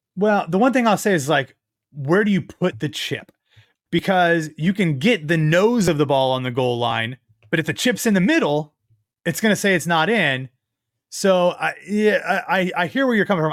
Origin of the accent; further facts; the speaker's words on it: Ohio, United States; moved away; my home state of Ohio